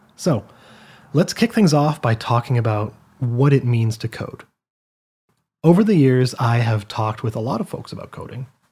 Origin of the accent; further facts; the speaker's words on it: Canada; I'm from Canada